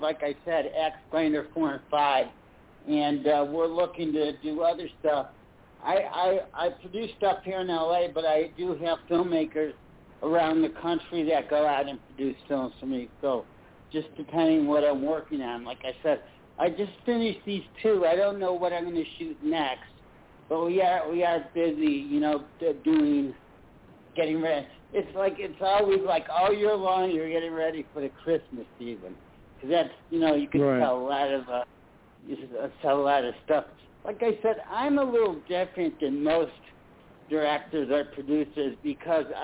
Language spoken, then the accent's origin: English; Chicago, Illinois, United States; now in Los Angeles, United States; I'm originally from Chicago. I live in the Los Angeles area now